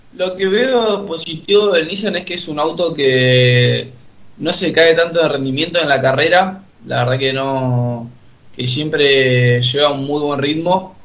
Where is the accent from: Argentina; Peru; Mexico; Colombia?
Argentina; Río Gallegos, Santa Cruz; moved away as an adult; now in Buenos Aires, Argentina; yo ahora sí estoy viviendo acá en Buenos Aires por el estudio. Soy de eh, gallego, allá del de sur, bien lejos